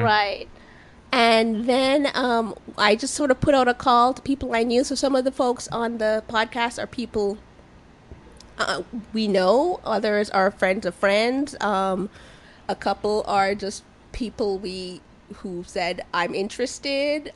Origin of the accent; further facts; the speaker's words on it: Jamaica; moved away; I grew up in Jamaica